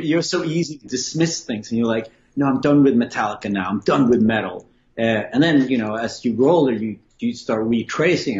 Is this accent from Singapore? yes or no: no; Sweden; growing up in Sweden